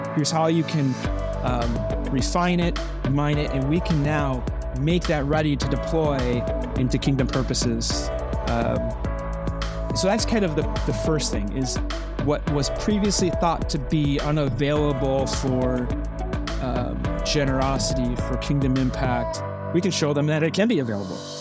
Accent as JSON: {"language": "English", "town": "Burnsville", "region": "Minnesota", "country": "United States", "tie": "born or raised there", "said": "I grew up in, uh, Minnesota, Burnsville, Minnesota. It's a suburb of Minneapolis."}